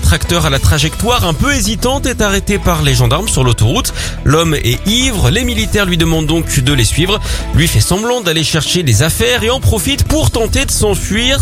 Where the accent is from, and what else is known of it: France